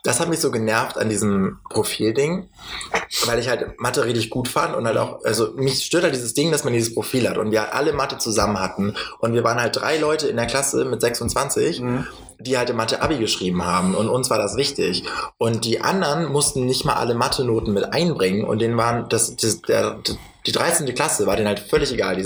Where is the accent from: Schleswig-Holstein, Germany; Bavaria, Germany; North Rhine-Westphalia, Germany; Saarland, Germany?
Schleswig-Holstein, Germany; wir kommen ja beide aus Schleswig-Holstein